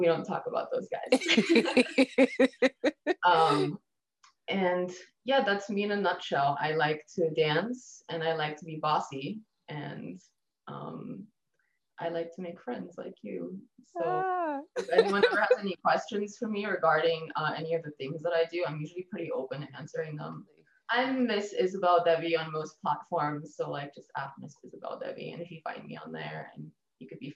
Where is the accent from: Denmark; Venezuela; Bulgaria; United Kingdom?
Bulgaria; also born or lived in Germany; now in Denver, United States; I was born in Bulgaria